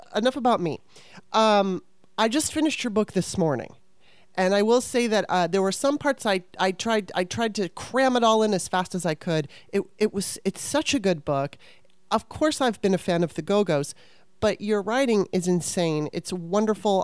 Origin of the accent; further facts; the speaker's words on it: Los Angeles, California, United States; I grew up in Los Angeles